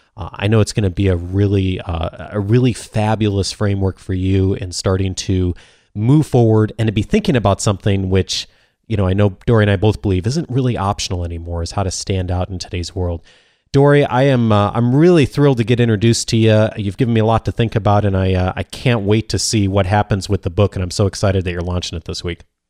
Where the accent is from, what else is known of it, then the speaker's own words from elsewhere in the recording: Naperville, Illinois, United States; I grew up in the Chicago suburbs as well, a town called Naperville